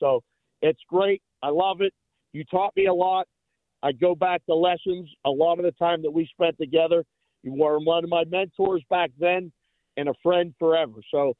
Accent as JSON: {"language": "English", "town": "Pittsburgh", "region": "Pennsylvania", "country": "United States", "tie": "born or raised there", "moved": "as an adult", "lives_now": "Las Vegas, United States", "said": "as a kid growing up in Pittsburgh and now living here 21 years"}